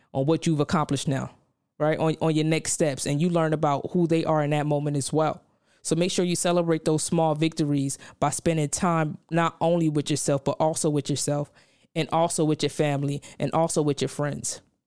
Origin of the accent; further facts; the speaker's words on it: New York City, New York, United States; moved away; I come from Brownsville, Brooklyn